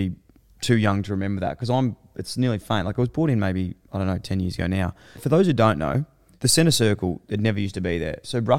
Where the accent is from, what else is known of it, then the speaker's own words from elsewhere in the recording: Ballarat, Victoria, Australia; down in Ballarat, my hometown.